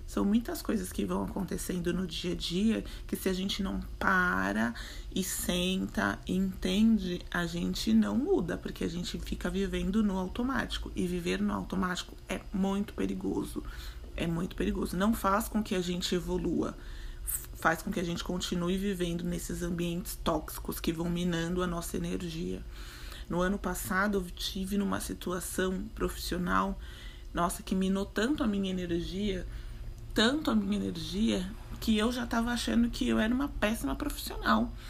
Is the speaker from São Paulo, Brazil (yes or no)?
yes; São Paulo, Brazil; Para quem não sabe, sou de São Paulo.